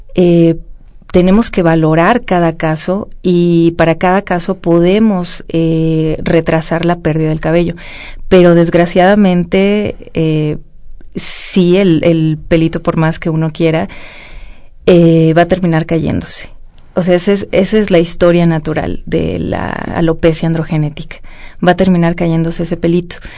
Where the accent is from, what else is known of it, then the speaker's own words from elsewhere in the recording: Mexico; nosotros que somos mexicanos